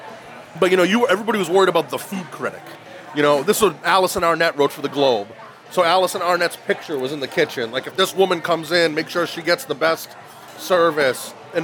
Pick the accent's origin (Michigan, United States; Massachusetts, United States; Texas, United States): Massachusetts, United States; Woburn; I grew up in Woburn.